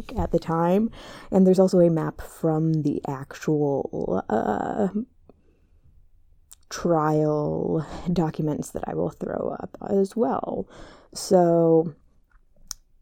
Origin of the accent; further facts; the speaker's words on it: Kansas, United States; I'm from Kansas